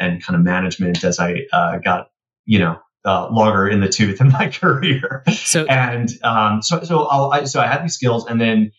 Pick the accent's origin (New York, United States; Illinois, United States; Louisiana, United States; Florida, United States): New York, United States; New York City; growing up in Queens on the, the schoolyard